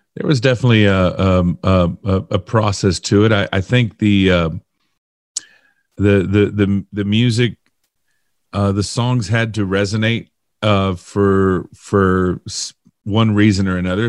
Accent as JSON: {"language": "English", "town": "Miami", "region": "Florida", "country": "United States", "tie": "born or raised there", "said": "I was born and raised in Miami"}